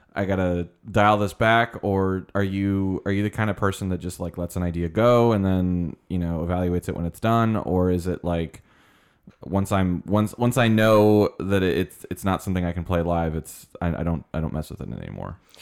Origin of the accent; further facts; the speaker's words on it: Colorado Springs, Colorado, United States; moved away; I was born in, uh, Colorado Springs